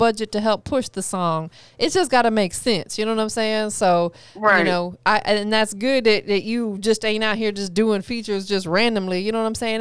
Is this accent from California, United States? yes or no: no; Florida, United States; I'm from Florida